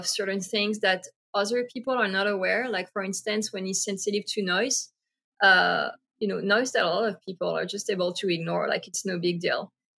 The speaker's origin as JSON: {"language": "English", "country": "France", "tie": "born or raised there", "moved": "yes", "said": "I grew up in France"}